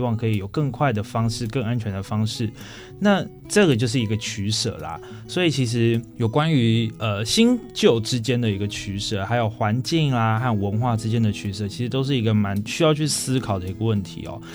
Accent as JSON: {"language": "Chinese", "town": "Pingxi", "region": "New Taipei", "country": "Taiwan", "tie": "born or raised there", "said": "我个人的老家是在平西"}